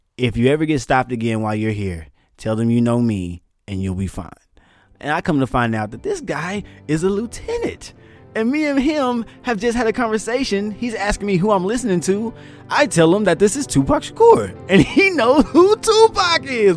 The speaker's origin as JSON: {"language": "English", "town": "Texarkana", "region": "Texas", "country": "United States", "tie": "born or raised there", "also_born_or_lived": "Higashiosaka, Japan", "moved": "as an adult", "said": "I'm from East Texas, and if you don't know anything about East Texas, we got a lot of back roads and a lot of piney woods"}